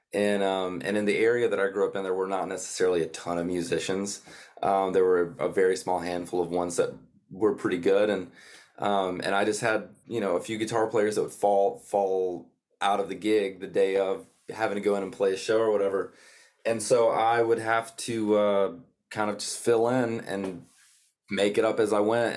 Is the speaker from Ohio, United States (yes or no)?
no; North Georgia, United States; now in Nashville, United States; I was born and raised in North Georgia on a, on a small horse farm down there